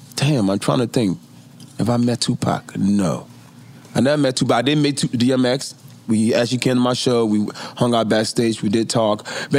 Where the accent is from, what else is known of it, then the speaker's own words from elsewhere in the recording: East Coast, United States; You know, I grew up in the East Coast.